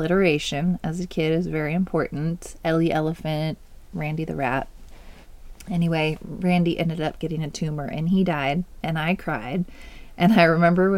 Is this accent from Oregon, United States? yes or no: yes; Oregon, United States; also born or lived in California / Washington; I was born in California. We moved to Washington, where my brother was born, and then Oregon is where I grew up